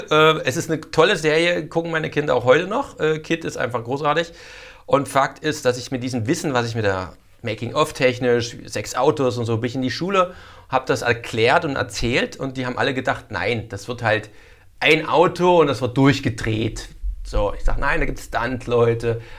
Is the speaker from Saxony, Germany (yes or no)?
yes; Saxony, Germany; accent: Erzgebirge dialect; Ich so mein erzgebirgischer Dialekt, naja, ich hätte gern irgendwas mit Kinofilm und zu Babelsberg ist halt meins